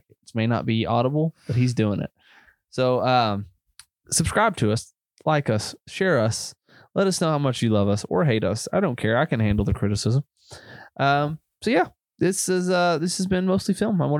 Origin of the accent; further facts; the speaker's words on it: United States; accent: Marshall County; It's just that Marshall County coming out of you.